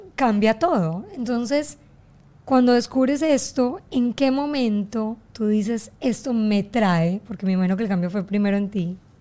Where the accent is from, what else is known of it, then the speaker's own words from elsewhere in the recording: Colombia; now in Miami, United States; yo soy colombiana